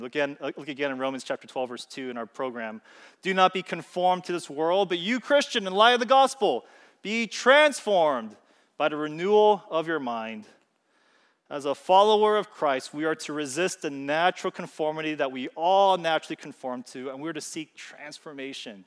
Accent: California, United States; I'm from California

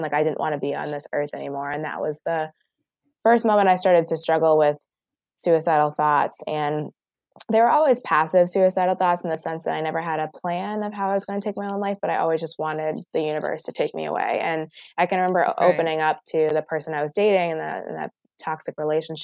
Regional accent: Boston, Massachusetts, United States; also born or lived in Connecticut; I live in Boston now, and I grew up in Boston, and I went to school in Connecticut

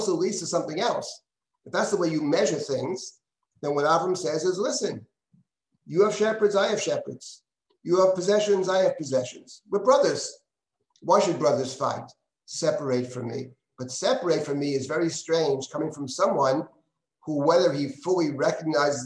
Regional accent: New York, United States; I was born here in the United States. My parents were born in the United States. My grandmother came in 1884. New Yorkers all the way

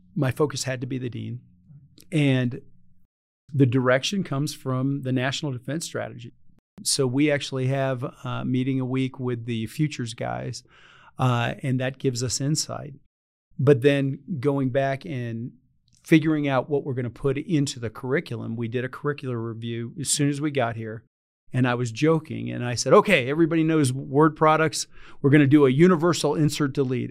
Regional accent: Reidsville, North Carolina, United States; moved away; I grew up in this little town called Reedsville, North Carolina

